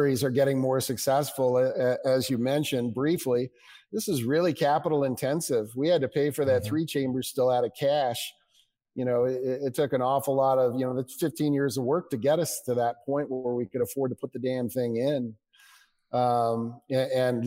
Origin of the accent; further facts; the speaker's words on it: United States; as an American